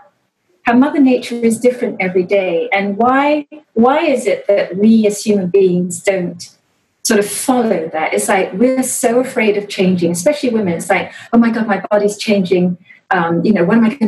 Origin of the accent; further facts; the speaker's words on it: Kuala Lumpur, Malaysia; also born or lived in Singapore / London / Ann Arbor, Michigan; now in Chicago, United States; I was born in Singapore, I grew up in Kuala Lumpur, I went to school in London